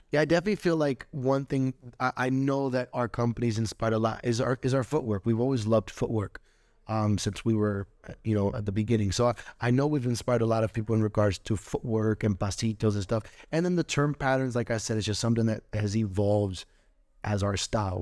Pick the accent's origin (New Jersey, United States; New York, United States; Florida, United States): Florida, United States; Orlando; also born or lived in Puerto Rico; I was born in Puerto Rico. Um, I was raised in Orlando, Florida